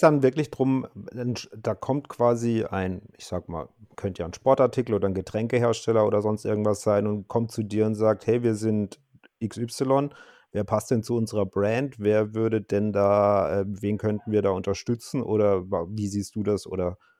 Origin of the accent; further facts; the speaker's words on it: Karlsruhe, Baden-Württemberg, Germany; Ich bin gebürtiger Karlsruhe